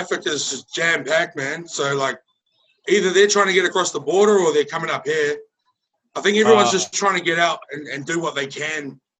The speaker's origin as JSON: {"language": "English", "town": "Brisbane", "region": "Queensland", "country": "Australia", "said": "I'm actually in the Gold Coast at the moment, so I'm from Brisbane"}